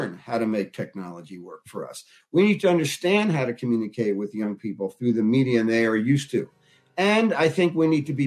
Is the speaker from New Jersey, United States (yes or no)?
yes; Newark, New Jersey, United States; I grew up in Newark, New Jersey